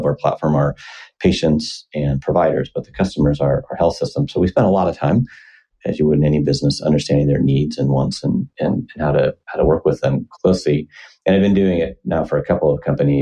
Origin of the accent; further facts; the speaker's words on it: Iowa, United States; moved away as an adult; now in Seattle, United States; Was born and raised in Iowa, decent-sized town. Well, small for anywhere else, but decent-sized for Iowa on the Mississippi River in the southeast corner of the state